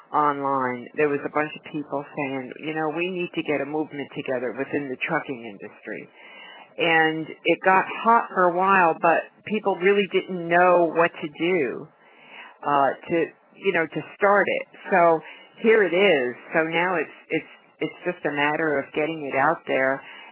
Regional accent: New York, United States; now in Florida, United States; We're right now we're in Florida. I'm originally from New York

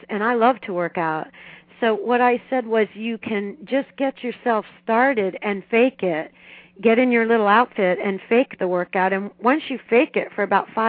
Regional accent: Miami, Florida, United States; I grew up in Miami

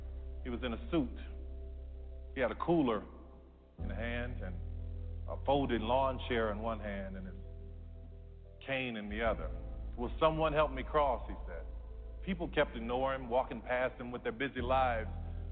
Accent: New Orleans, Louisiana, United States; I grew up in New Orleans. My mother worked as a daycare assistant at the Jewish Community Center.

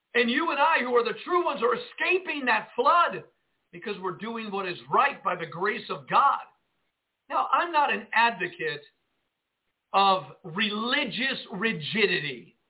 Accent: Jersey City, New Jersey, United States; now in Northwest Arkansas, United States; I grew up in Jersey City, New Jersey

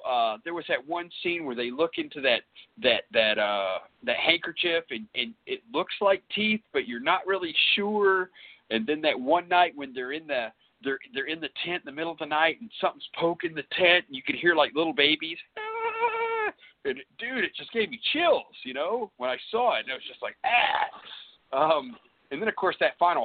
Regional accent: Mayflower, Arkansas, United States; also born or lived in California; I grew up in Mayflower.

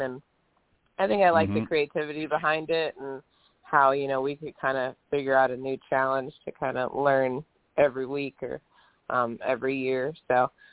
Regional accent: Minnesota, United States; growing up in Minnesota, like high school golf was really important

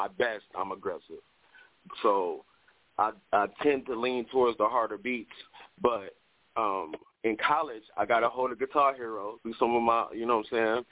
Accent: Detroit, Michigan, United States; I'm from Detroit

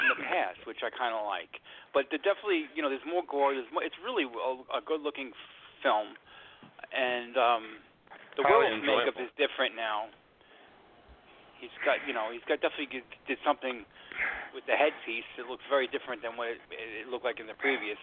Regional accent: New York, United States; growing up in New York

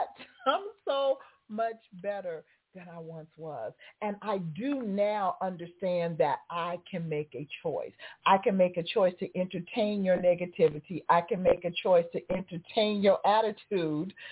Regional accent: Las Vegas, Nevada, United States; now in Atlanta, United States; growing up in Vegas, yeah, we had Lake Mead

